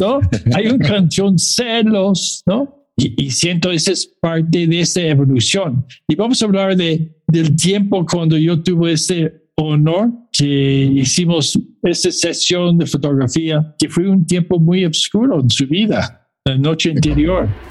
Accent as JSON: {"language": "Spanish", "region": "Mexico City", "country": "Mexico", "moved": "yes", "lives_now": "Toronto, Canada", "said": "yo soy chilango de Toronto"}